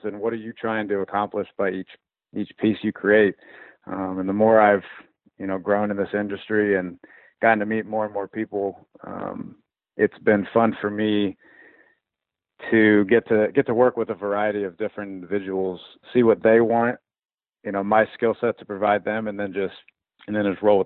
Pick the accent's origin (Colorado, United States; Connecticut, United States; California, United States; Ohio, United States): Ohio, United States; Columbus; moved away as an adult; also born or lived in Arkansas; I'm from Columbus. I was down in Arkansas for about 6 years, and absolutely loved my time down there